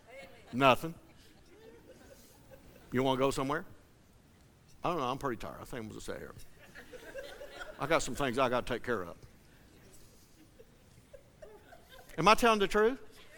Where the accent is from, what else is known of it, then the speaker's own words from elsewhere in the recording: Flatwoods, Kentucky, United States; now in Seedling, United States; I grew up in Flatwoods, Kentucky.